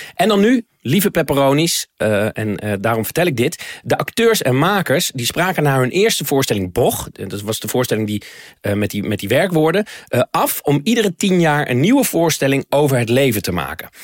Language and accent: Dutch; Netherlands; zijn wij Nederlanders